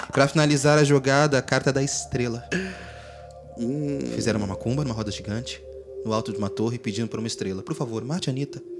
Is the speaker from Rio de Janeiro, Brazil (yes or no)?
yes; Rio de Janeiro, Brazil; A gente é brasileiro, nós aqui somos cariocas